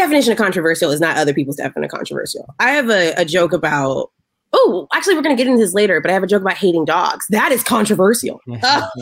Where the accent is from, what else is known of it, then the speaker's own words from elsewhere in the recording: the South, United States; I'm from the South